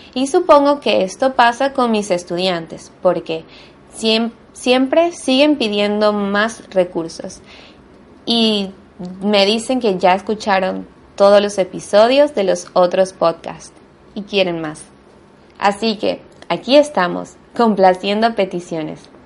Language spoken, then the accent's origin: Spanish; Venezuela; first language Spanish; now in Buenos Aires, Argentina; soy de Venezuela, pero vivo actualmente en Buenos Aires, Argentina